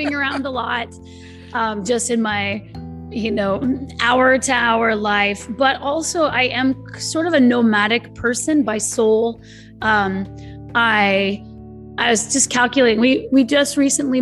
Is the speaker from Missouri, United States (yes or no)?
no; California, United States; I'm from California